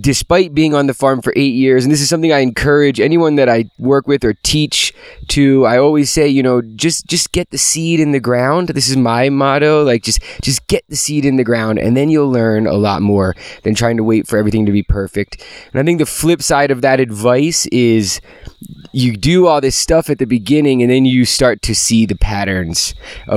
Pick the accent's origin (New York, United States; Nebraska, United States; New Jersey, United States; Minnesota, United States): New Jersey, United States; moved away; growing up in New Jersey, kind of near the coast, these flat sandy soils